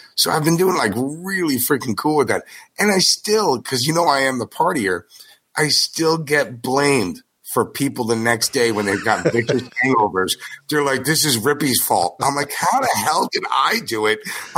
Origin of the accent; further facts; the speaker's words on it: Paramus, New Jersey, United States; Yep, Paramus.